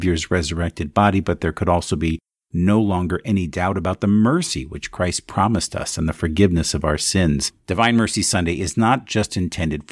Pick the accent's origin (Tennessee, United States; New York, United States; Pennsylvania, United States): Pennsylvania, United States; Allentown; Allentown, Pennsylvania. That's right, my hometown.